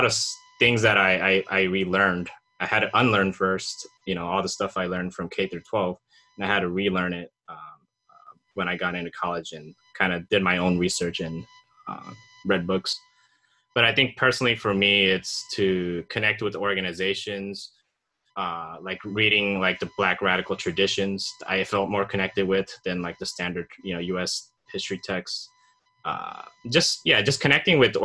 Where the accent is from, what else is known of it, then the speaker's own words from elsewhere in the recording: Japan; also born or lived in Laos (family origin); now in United States; I was born in Japan, but my family is from Laos as refugees.